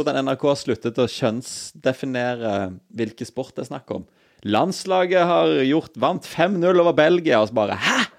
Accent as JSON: {"language": "Norwegian", "town": "Stavanger", "region": "Rogaland", "country": "Norway", "tie": "born or raised there", "moved": "yes", "said": "så lenge jeg bodde hjemme i Stavanger"}